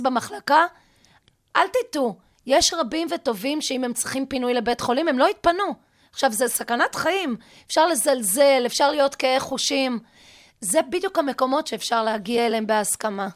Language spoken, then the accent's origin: Hebrew; Lehavot Haviva, Haifa District, Israel; אני באה מקיבוץ להבות חביבה. אבי בניהו היה מטפלת שלי בגן הילדים